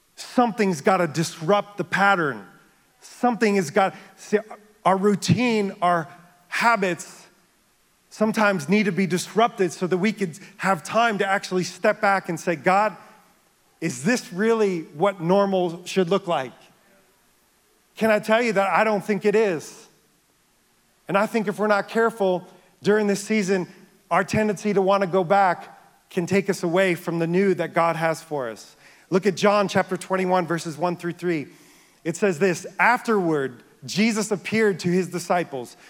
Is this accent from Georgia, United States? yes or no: no; near the Bronx, New York, United States; I grew up near the Bronx